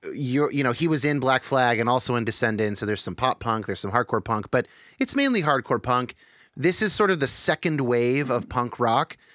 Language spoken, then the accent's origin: English; California, United States; I was born to, like, two Jesus movement boomers in California